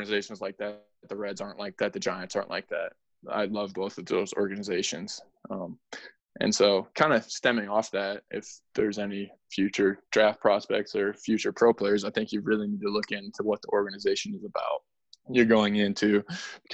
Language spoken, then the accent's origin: English; Canada; I'm from Canada.